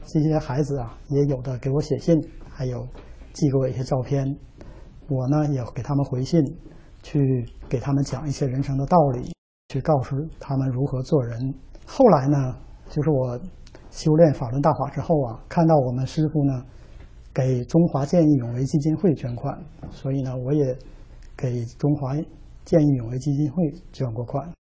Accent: Dandong, Liaoning, China; moved away as an adult; now in United States; 我的家是在辽宁省丹东市

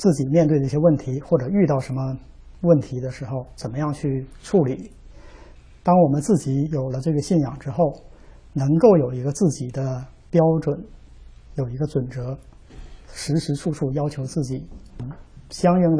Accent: Northeast China, China; 因为我是东北人，从小呢就有鼻炎，很严重

